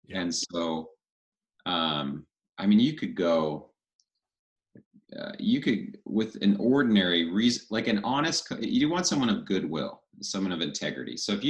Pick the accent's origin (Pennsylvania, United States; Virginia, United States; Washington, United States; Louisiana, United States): Washington, United States; Spokane; moved away as an adult; also born or lived in Philadelphia / Montana / Seattle / Colorado; now in Coeur d'Alene, United States; I was born in Philadelphia. Okay. And my folks moved out west when I was a baby. So I grew up in Spokane, Washington